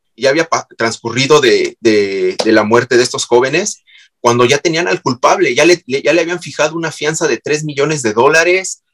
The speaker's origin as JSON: {"language": "Spanish", "country": "Mexico", "said": "yo soy mexicano"}